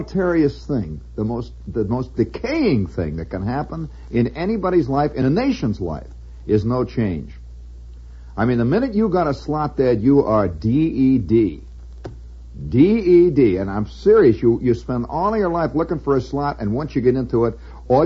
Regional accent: United States; I'm an American

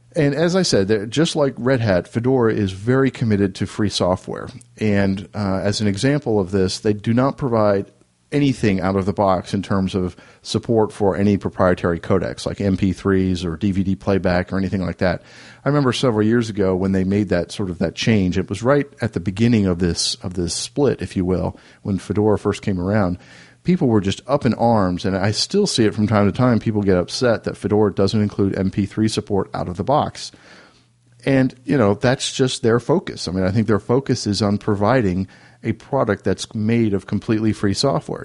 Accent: Raleigh, North Carolina, United States; my hometown of Raleigh, North Carolina

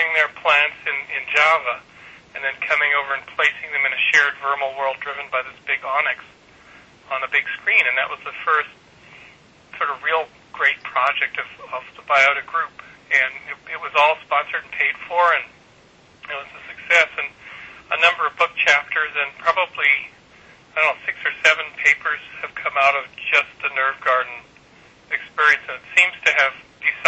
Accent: Kamloops, British Columbia, Canada; moved away; I was raised in Kamloops, British Columbia

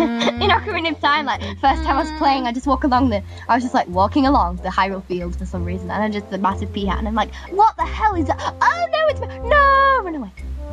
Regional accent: United Kingdom; We're British.

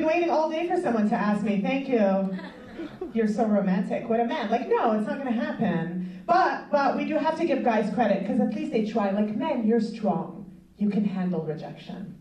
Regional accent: Montreal, Quebec, Canada; I'm from Montreal

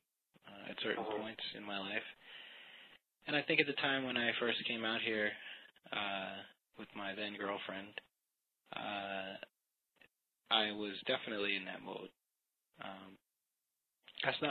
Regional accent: Long Island, New York, United States; also born or lived in California; now in New York City, United States; grew up in New York State here. In marvelous Long Island

